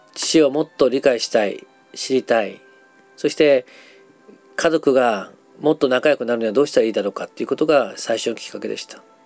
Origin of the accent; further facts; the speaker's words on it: Nagasaki, Japan; 長崎出身